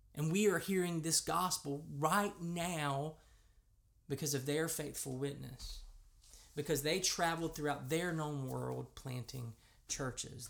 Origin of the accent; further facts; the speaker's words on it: United States; accent: American; if you're like me, and you grew up in America